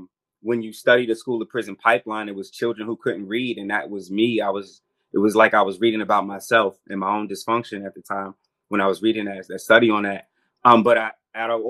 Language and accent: English; Freeport, New York, United States; Originally from Freeport, New York, Long Island